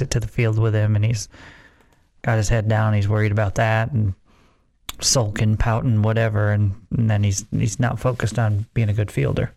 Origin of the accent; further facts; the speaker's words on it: Central New York, United States; now in Lubbock, United States; Growing up in Central New York, I don't remember knowing a Jets fan.